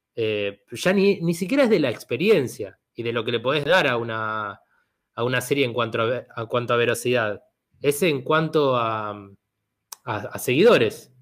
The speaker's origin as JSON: {"language": "Spanish", "country": "Argentina", "said": "soy argentino o soy a lo sumo un italiano"}